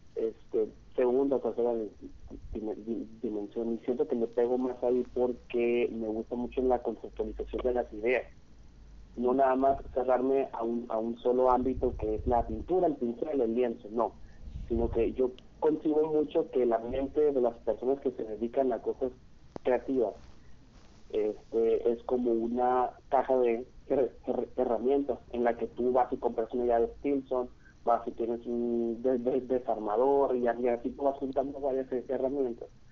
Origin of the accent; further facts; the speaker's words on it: Hermosillo, Sonora, Mexico; soy aquí de Hermosillo, Sonora